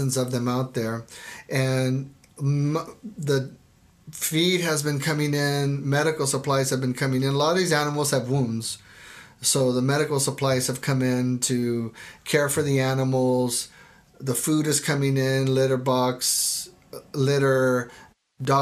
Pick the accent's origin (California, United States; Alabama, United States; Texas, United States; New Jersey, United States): Texas, United States; now in Oregon, United States; I grew up in Texas